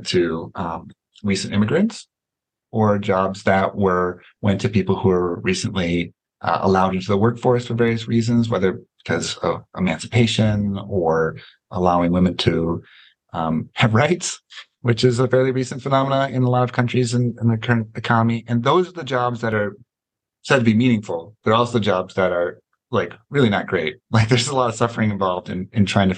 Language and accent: English; United States; as an American